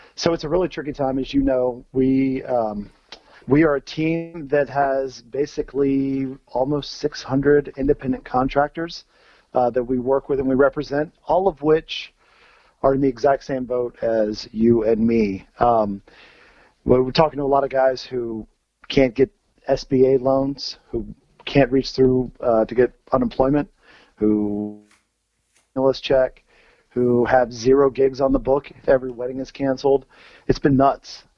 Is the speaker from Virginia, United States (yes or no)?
yes; Virginia, United States; so I grew up in Virginia. And growing up in Virginia